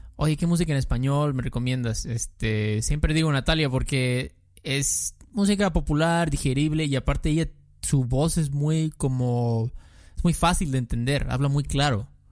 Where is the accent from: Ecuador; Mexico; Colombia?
Mexico; also born or lived in southeast Mexico